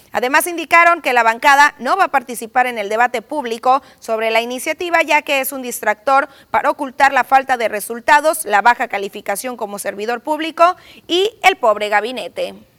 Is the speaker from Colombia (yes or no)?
no; Mexico; como buenos mexicanos